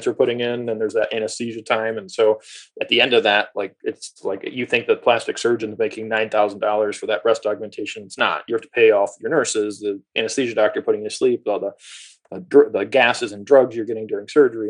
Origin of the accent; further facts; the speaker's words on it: Toledo, Ohio, United States; I grew up in Toledo